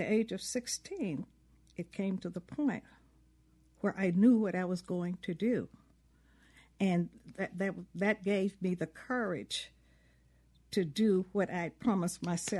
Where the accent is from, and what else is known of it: McComb, Mississippi, United States